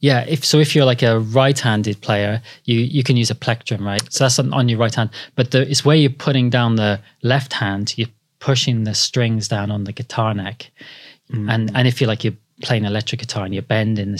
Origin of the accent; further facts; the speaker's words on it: Cardiff, Wales, United Kingdom; moved away as an adult; now in London, United Kingdom; So I grew up in Cardiff. Yeah. Yeah. I should have got that out there in the beginning. So I raised in Cardiff.